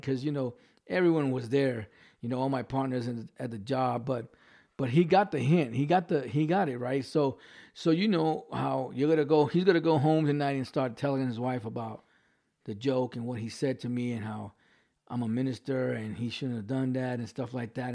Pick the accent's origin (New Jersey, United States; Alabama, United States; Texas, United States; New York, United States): New York, United States; accent: New York; I still have my New York accent.